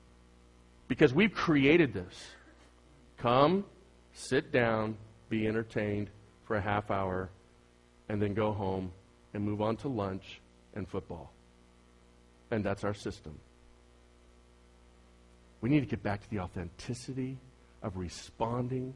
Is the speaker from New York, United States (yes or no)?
no; Bay Area, California, United States; I'm from the Bay Area